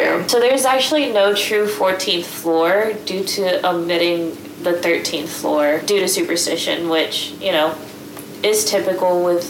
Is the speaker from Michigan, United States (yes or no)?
no; Texas, United States; So my story takes place in Texas. That's where I'm from. Born and raised in Texas